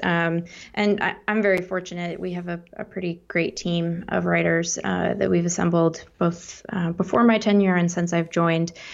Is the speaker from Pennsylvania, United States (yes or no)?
no; Seattle, Washington, United States; moved away as an adult; also born or lived in East Coast / Midwest; I grew up in Seattle.